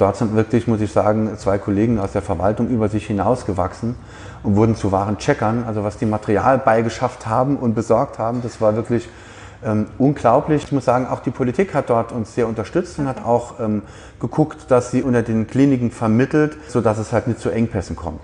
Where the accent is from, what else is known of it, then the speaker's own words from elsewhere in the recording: Saarland, Germany; bei uns im Saarland, das sehr industriegeprägt ist